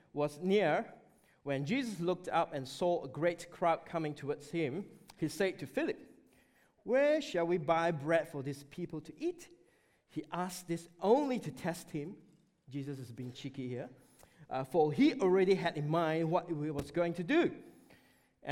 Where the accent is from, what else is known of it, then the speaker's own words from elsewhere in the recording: Malaysia; moved away; we had an opportunity to visit Malaysia, my home country.